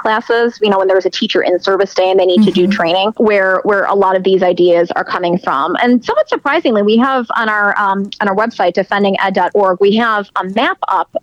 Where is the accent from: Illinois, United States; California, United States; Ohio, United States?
Illinois, United States; Chicago; moved away; I'm from Chicago originally